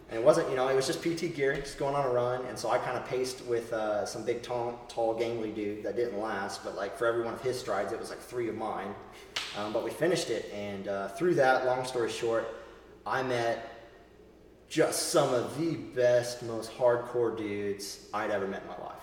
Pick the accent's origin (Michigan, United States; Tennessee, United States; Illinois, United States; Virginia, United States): Virginia, United States; Northern; moved away as an adult; also born or lived in Texas / Southern Arizona; I grew up in Northern Virginia